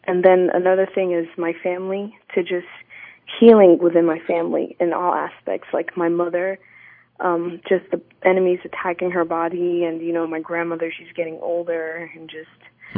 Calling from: Waxahachie, Texas, United States; I am calling from Waxahachie.

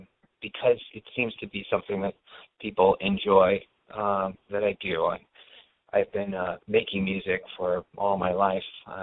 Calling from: San Francisco, California, United States; I'm calling from San Francisco.

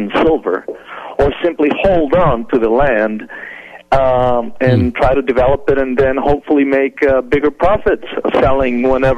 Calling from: El Paso, Texas, United States; I'm calling from El Paso, Texas.

